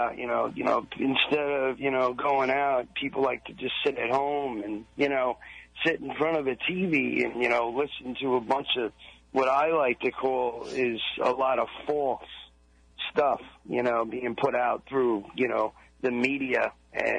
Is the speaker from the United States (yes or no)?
yes; Long Island, New York, United States; I grew up on Long Island